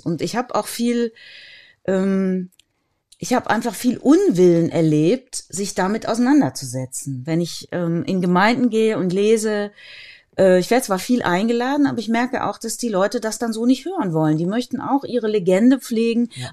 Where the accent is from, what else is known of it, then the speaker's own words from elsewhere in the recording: a village between Cologne and Bonn, North Rhine-Westphalia, Germany; Ich komme ja aus dem Rheinland, ne, aus einem Dorf zwischen Köln und Bonn. Da war nach meiner Wahrnehmung eigentlich jeder und jede katholisch. Es gab nichts anderes. Es gab keine Atheisten, jedenfalls keine, die sich zu erkennen gegeben hätten. Es, gab, es gab kaum äh, Protestanten. Man war einfach katholisch. Und da drin bin ich aufgewachsen